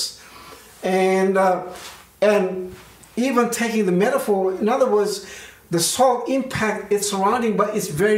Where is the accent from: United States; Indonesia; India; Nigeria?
Indonesia; now in Australia; growing up in Indonesia